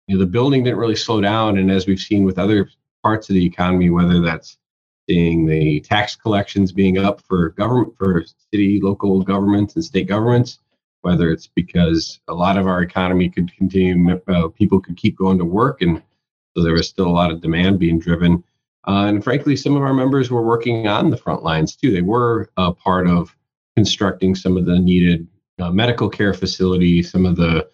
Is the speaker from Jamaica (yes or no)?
no; Willmar, Minnesota, United States; moved away as an adult; also born or lived in Twin Cities, Minnesota; I worked non-union for a couple of years in Western Minnesota, which is where I'm from. I grew up in the Wilmer area up in Caney High County